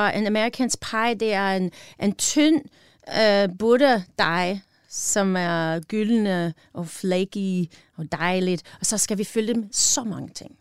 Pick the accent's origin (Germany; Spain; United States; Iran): United States; Wisconsin; Danish is a second language; moved away as an adult; also born or lived in Illinois; now in Denmark; Jeg var født i Illinois. Mm-hmm og øh, i cornfields of Illinois, og så jeg var opvokset i Wisconsin, the Northwoods of Wisconsin